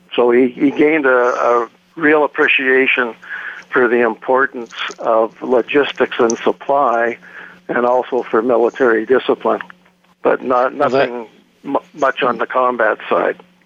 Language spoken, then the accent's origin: English; Toronto, Ontario, Canada; I was born and raised in Toronto and uh, currently reside in Ontario